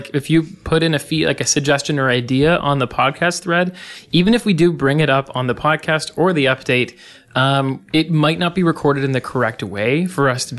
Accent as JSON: {"language": "English", "country": "Canada", "said": "I'm sorry that we're so Canadian. Oh, I just apologize for being Canadian. We say about"}